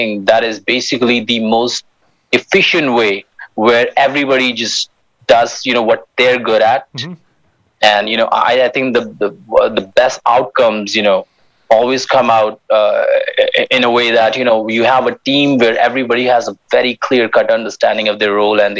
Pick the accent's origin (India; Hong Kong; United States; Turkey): India; Himalayas; we're constructing a library in the Himalayas at around like 2,400 meters, and that's in my hometown